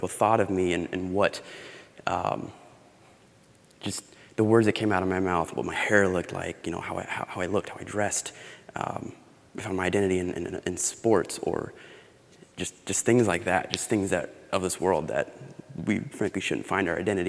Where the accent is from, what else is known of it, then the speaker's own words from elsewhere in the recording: Boise, Idaho, United States; moved away; I am from Boise, Idaho.